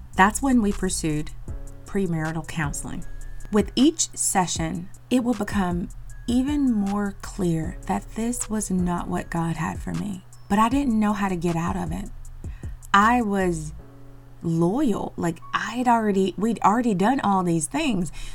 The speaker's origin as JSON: {"language": "English", "region": "North Carolina", "country": "United States", "tie": "born or raised there", "said": "I am from North Carolina, born and bred."}